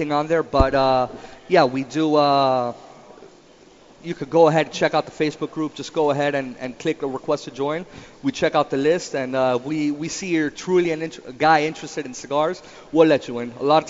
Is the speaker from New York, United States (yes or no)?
no; Miami, Florida, United States; I was born in Miami. Okay. My parents are from Cuba